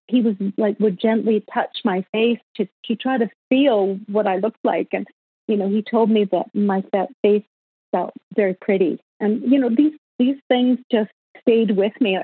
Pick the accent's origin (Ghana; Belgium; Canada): Canada; Winnipeg, Manitoba; moved away as an adult; also born or lived in Los Angeles, United States; now in Kelowna, Canada; I was born and raised in Winnipeg, Manitoba, which is um, the gateway to the West.